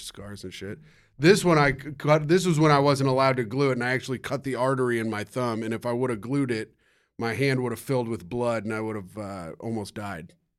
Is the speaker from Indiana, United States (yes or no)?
yes; Indianapolis, Indiana, United States; I'm from Indianapolis